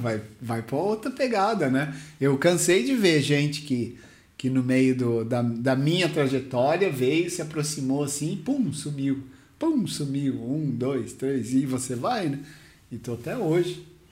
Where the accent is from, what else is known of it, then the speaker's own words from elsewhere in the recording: Mauá, São Paulo, Brazil; eu vim do Parque Bandeirantes, Mauá City